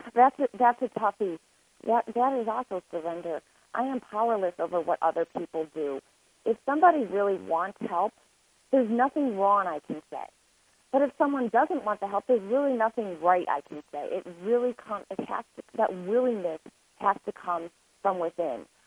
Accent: Lake Forest, Illinois, United States; also born or lived in Boston; I was born and raised in Lake Forest, Illinois. It is north of Chicago.

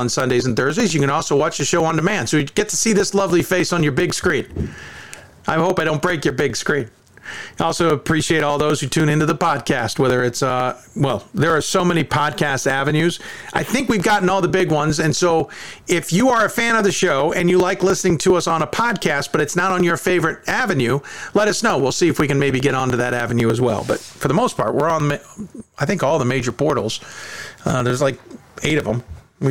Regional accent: Chicago, Illinois, United States; Growing up in Chicago

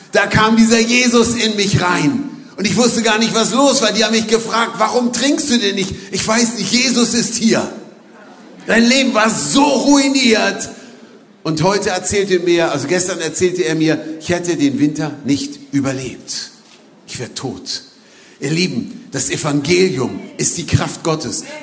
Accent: Berlin, Germany; ich komme aus Berlin

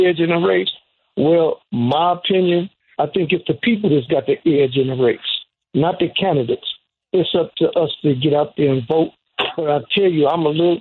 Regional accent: Chicago, Illinois, United States; I'm from Chicago

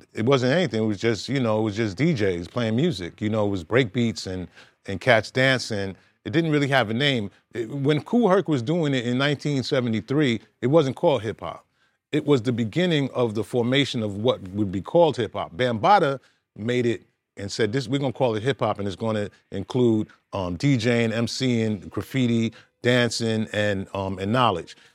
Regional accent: New York City, New York, United States; I'm originally from Brooklyn

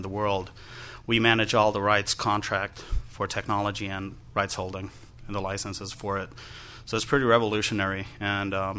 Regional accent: Finland; I'm from Finland, from a company called Music Kickup.

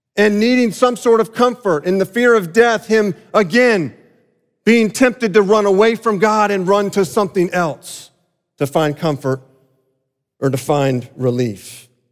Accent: South Florida, United States; Growing up in South Florida

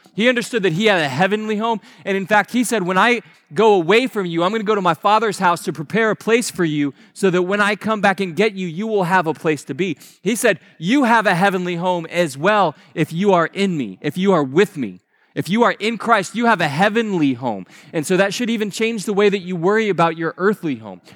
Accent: Naples, Florida, United States; moved away; the house that I grew up down in Naples

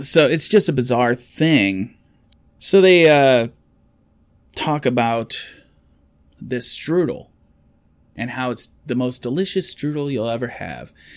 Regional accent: United States; as an American

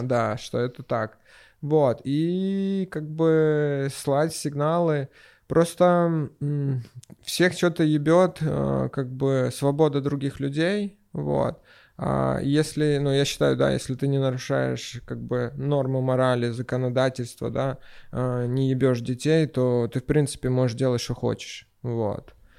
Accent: Sevastopol, Ukraine; мороженое даже ел а, в детстве в Севастополе

